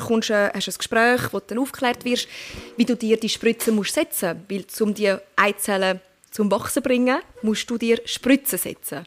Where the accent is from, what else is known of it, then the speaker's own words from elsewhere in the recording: Turkey; ich bin Türkin